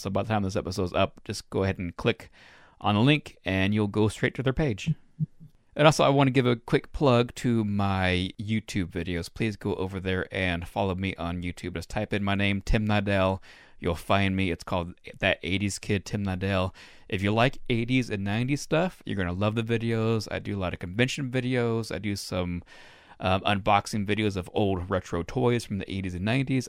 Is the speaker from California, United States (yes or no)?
no; Reno, Nevada, United States; moved away; It's my hometown